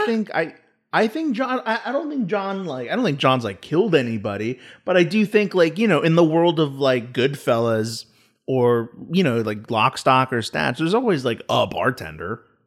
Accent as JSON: {"language": "English", "country": "United States", "said": "as an American"}